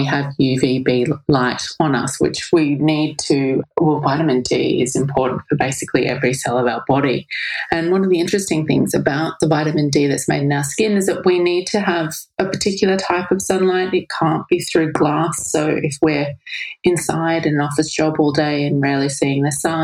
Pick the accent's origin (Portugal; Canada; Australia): Australia; I grew up in Australia